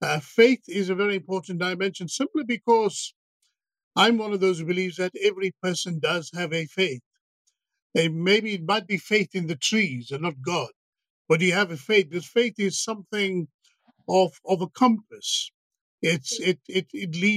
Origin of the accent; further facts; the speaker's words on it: South Africa; moved away as an adult; also born or lived in Madras (ancestry); now in Manchester, United Kingdom; my background is South Africa. I'm South African Indian